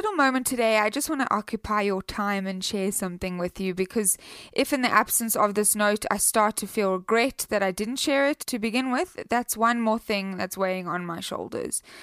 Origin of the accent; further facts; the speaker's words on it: South Africa; accent: South African; now in United States; I'm from South Africa